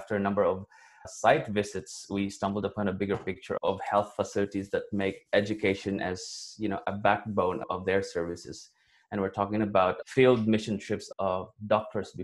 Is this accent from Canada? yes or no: no; Valencia, Philippines; moved away as an adult; my hometown, because I used to grow up in Valencia in this rural community